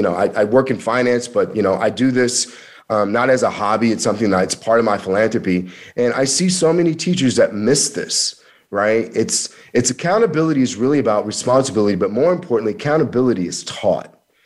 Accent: Missouri, United States; also born or lived in Kansas; I'm from Missouri and Kansas, and we have something called you got to show me. It's a show me state.

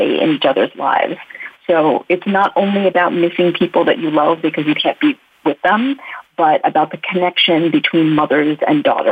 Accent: United States; also born or lived in India; I immigrated to the U.S. as a baby. So I really grew up as an American.

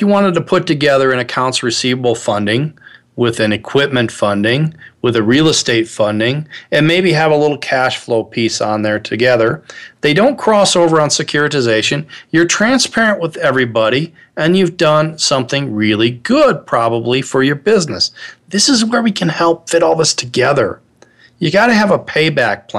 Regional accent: Midwest, United States; I'm originally from the Midwest. I'm a child of the 60s. I was born in 1960. Grew up in the Midwest

